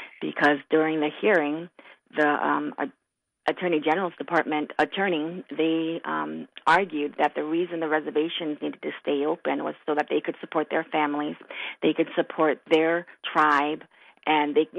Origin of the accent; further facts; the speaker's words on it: Marshall, Minnesota, United States; also born or lived in Brooklyn, New York; I was born actually in Brooklyn, New York, but I moved to Minnesota when I was four. So I grew up in Marshall